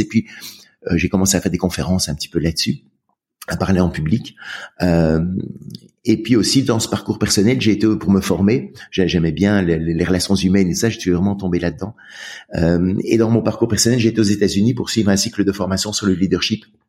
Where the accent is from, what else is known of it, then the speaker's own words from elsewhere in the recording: Brussels, Brussels-Capital Region, Belgium; j'ai grandi en Belgique à Bruxelles.